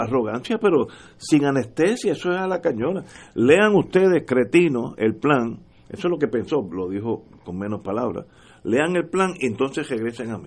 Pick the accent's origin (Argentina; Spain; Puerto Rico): Puerto Rico; uno es puertorriqueño